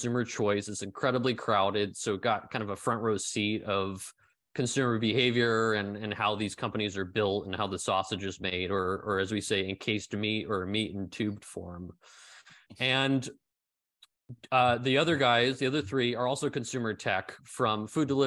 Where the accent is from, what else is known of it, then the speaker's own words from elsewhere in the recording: San Francisco, California, United States; moved away as an adult; now in Berlin, Germany; San Francisco where I grew up